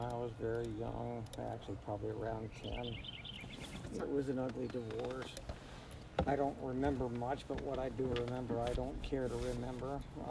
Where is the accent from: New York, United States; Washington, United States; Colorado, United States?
Washington, United States; Vancouver; Vancouver Memorial Hospital. I was a preemie and my twin brother died at birth.